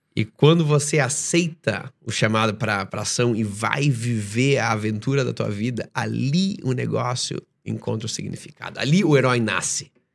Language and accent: Portuguese; Joinville, Santa Catarina, Brazil; moved away as an adult; also born or lived in Estonia / Dubai; eu sou de Joinville, Santa Catarina